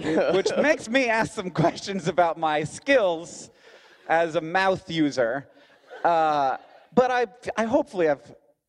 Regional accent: Orlando, Florida, United States; accent: American; moved away; I'm also from Florida. Australia, I grew up in Orlando.

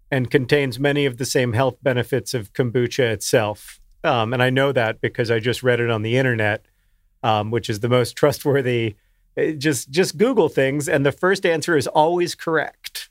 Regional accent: the South, Southern United States, United States; accent: Southern; my natural Southern accent

